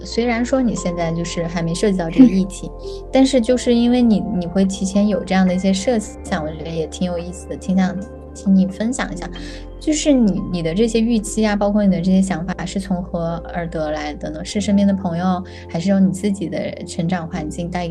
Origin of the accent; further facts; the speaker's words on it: China; now in Sweden; 就跟我们国内也有嘛，